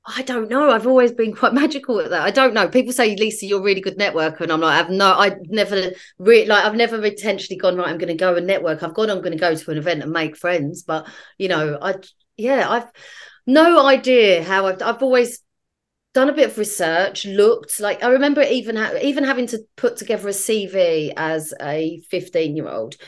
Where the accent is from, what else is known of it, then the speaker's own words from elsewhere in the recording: London, United Kingdom; I'm a South East Londoner